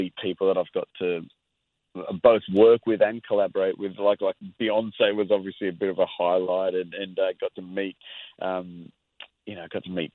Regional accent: Australia; as an Aussie artist

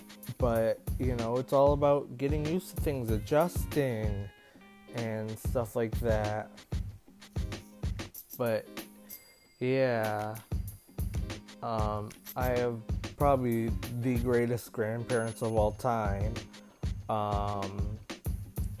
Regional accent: Minnesota, United States; now in Florida, United States; I grew up in Minnesota. I was a kid, but I moved to Florida to live with my mom in 2015

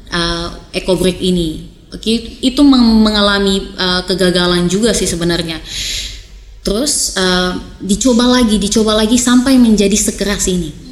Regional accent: East Nusa Tenggara, Indonesia; Lem lem lilin itu kita orang Sumba bilang itu lem lilin, kemudian digabungkan.

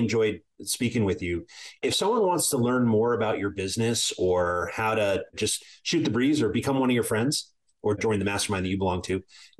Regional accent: Ireland; But being an Irishman, I plan for mushroom clouds on the horizon.

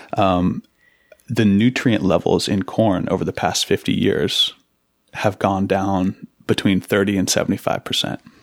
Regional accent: Seattle, Washington, United States; also born or lived in Massachusetts; I grew up in Seattle.

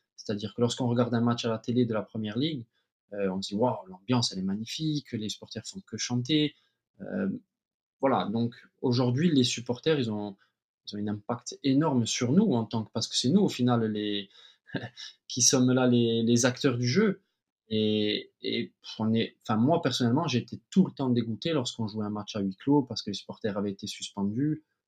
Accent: Ajaccio, Corsica, France; moved away as an adult; also born or lived in United States / Paris / Cyprus; je suis né à Ajaccio. J'ai fait toutes mes gammes euh, de footballeur à Ajaccio dès l'âge de 4 ans

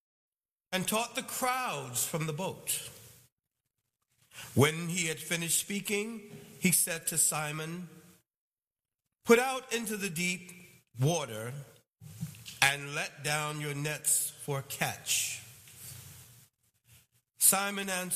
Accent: New York City, New York, United States; moved away; I'm originally from Brooklyn

